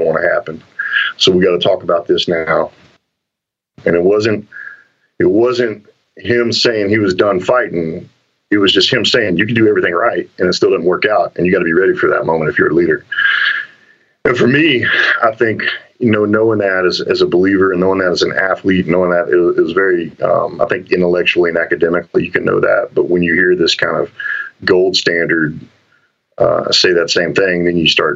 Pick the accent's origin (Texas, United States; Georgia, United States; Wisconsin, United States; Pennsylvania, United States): Texas, United States; growing up in Texas and growing up in a team sports environment